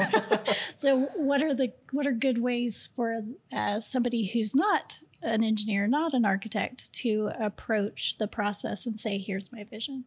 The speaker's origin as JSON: {"language": "English", "town": "Houston", "region": "Texas", "country": "United States", "moved": "yes", "said": "I'm from Houston"}